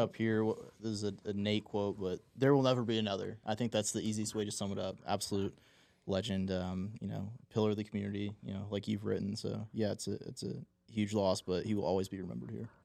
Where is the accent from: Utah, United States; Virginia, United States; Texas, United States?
Texas, United States; snow days when you were a kid in school and such a novelty in, in Texas too.